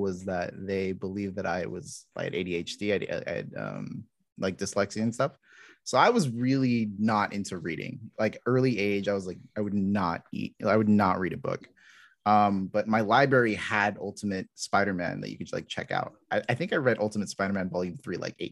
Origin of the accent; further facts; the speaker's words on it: Los Angeles, California, United States; I grew up in parts